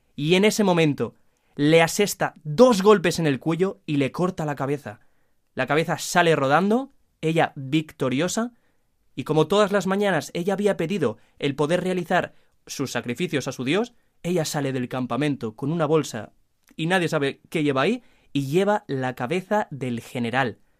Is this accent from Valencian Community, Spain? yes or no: yes; Valencia, Valencian Community, Spain; de Valencia